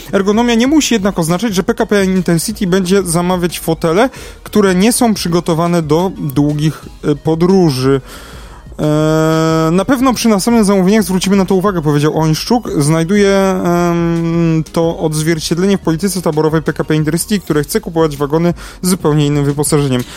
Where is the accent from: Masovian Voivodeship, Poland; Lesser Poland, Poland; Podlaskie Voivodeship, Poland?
Lesser Poland, Poland; Kraków; Ja jestem z Krakowa